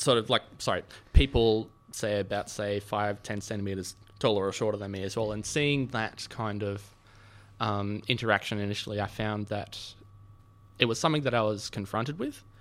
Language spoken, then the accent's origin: English; Sydney, New South Wales, Australia; I grew up in Sydney